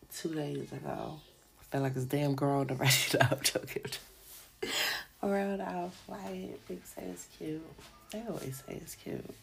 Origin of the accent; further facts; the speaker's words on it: New York City, New York, United States; I'm from Brooklyn